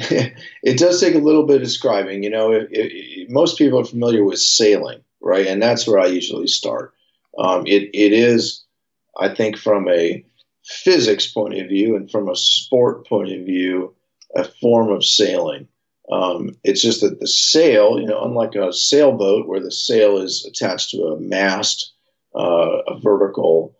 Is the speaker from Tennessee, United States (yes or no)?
no; San Francisco, California, United States; I grew up right here in San Francisco. I was born and raised. I'm a San Francisco native